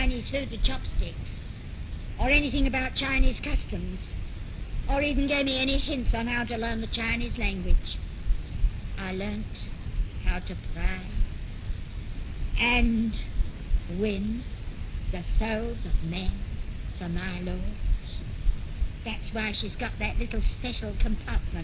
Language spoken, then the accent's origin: English; London, United Kingdom; moved away as an adult; I had been born and brought up in London and had never been more than a few miles from my own home.